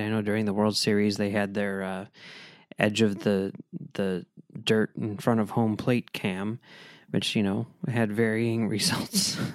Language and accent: English; Chicago, Illinois, United States; I'm from Chicago